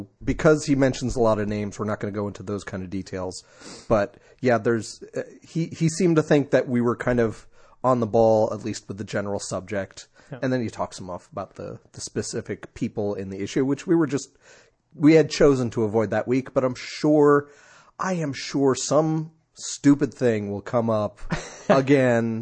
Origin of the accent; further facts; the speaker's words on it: United States; I'm from the New York, New Jersey area